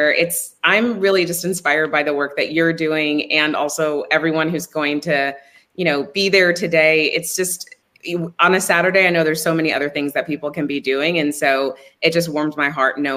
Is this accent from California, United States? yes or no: no; Midland, Texas, United States; moved away; I am from Midland, Texas, and I live in Texas now, but have lived all over the world.